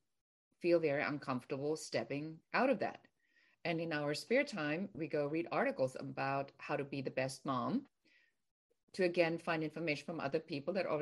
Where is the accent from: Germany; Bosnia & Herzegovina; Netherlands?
Germany; now in California, United States; I'm originally from Germany, and I was born and raised in Germany, and I've been here for a very long time